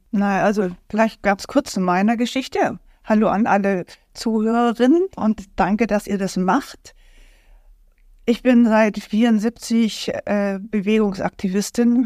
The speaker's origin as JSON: {"language": "German", "region": "Berlin", "country": "Germany", "said": "ich komme aus Berlin"}